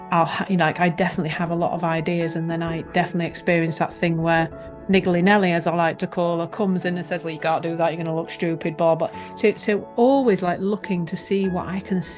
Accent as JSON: {"language": "English", "town": "Leeds", "region": "Yorkshire and the Humber", "country": "United Kingdom", "tie": "born or raised there", "said": "I was born in Leeds, actually, probably not that far from where I live now"}